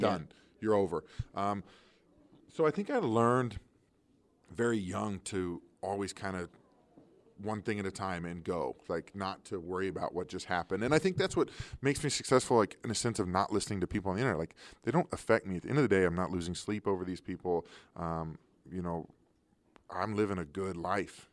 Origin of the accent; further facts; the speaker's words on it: Kansas City, Missouri, United States; I grew up in Kansas City